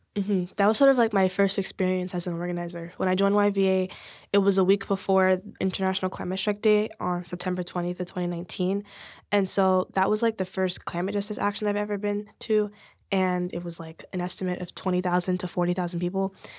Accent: Oakland, California, United States; I grew up in East Oakland.

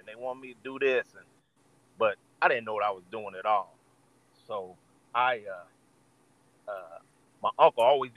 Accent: Indianapolis, Indiana, United States; I am from Indianapolis, Indiana, Midwest

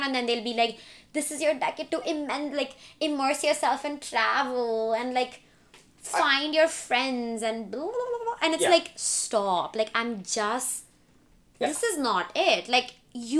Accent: India; now in United States; I wasn't raised in the US. I was raised in India

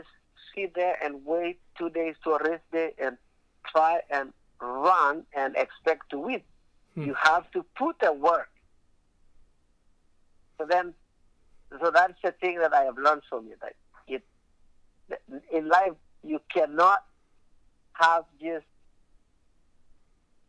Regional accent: Kenya; also born or lived in Alaska; now in United States; if I had some challenges growing up in Kenya

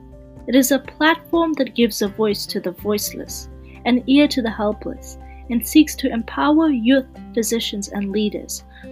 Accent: Canada; I'm a Canadian medical student

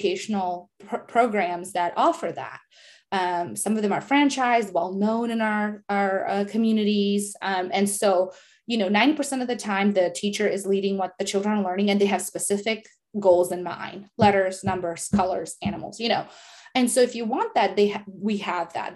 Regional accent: Bosnia & Herzegovina; first language Serbo-Croatian; English is a second language; moved away; I'm from Bosnia, speaking in our native language

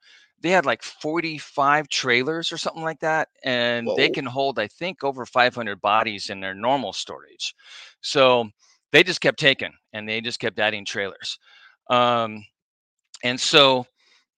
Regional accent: La Mesa, California, United States; now in Orange County, United States; I grew up in La Mesa, which is out by San Diego State.

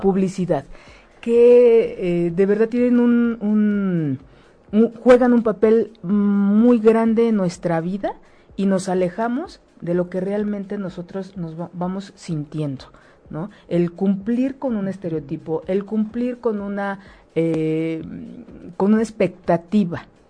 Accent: Mexico

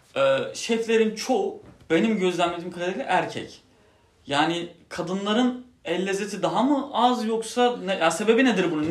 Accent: Turkey

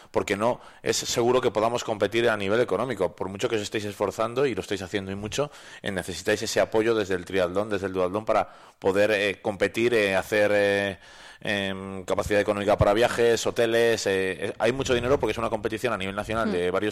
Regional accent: Cuéllar, Segovia, Valladolid, Castile and León, Spain; now in Soria, Spain; Pero de Cuellar, de Segovia, soy de Valladolid

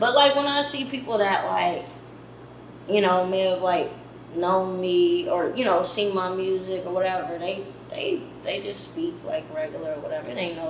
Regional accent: Tulsa, Oklahoma, United States; also born or lived in Muskogee, Oklahoma; because I was born in Muskogee, so like it's a lot of artists that's doing their thing out there too that I want to link with. But you know, I grew up here in Tulsa

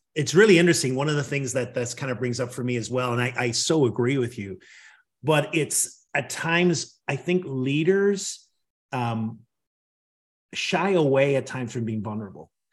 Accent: Northern Ireland, United Kingdom; now in Washington, D.C., United States; I grew up in Northern Ireland

